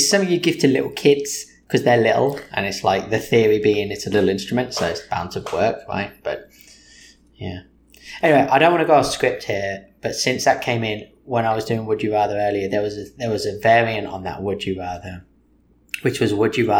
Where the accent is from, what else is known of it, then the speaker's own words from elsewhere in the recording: England, United Kingdom; I'm English.